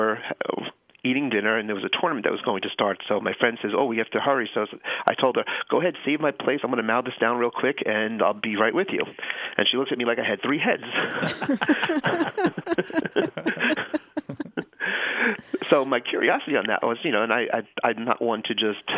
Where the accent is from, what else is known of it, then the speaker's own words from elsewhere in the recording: Long Island, New York, United States; also born or lived in Santa Monica, California; now in Los Angeles, United States; I grew up in Long Island, New York.